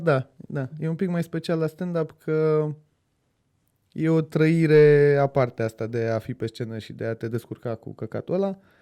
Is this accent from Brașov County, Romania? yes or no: yes; Brașov, Brașov County, Romania; now in Bucharest, Romania; Eu sunt din Brașov de loc